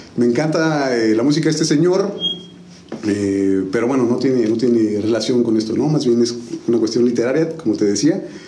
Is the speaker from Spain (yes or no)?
no; San Juan del Río, Querétaro, Mexico; also born or lived in Tequisquiapan; originario pues realmente soy sanjuanense, ¿no? Yo llegué a San Juan del Río un julio del 82, ¿no? Órale. Tengo 40 años, entonces pues 38 años en San